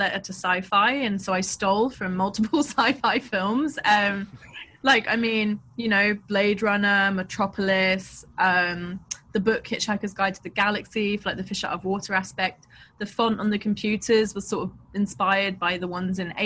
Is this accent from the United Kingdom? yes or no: yes; London, United Kingdom; I grew up in Southeast London, I grew up near where they filmed A Clockwork Orange